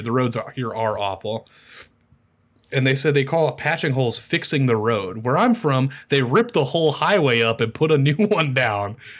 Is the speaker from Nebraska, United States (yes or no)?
yes; Omaha, Nebraska, United States; moved away as an adult; now in Lincoln, United States; I live in Lincoln now, but I'm from Omaha.